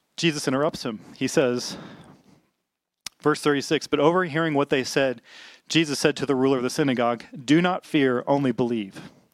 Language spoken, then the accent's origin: English; Little Rock, Arkansas, United States; I grew up in the South. I grew up in Little Rock, Arkansas.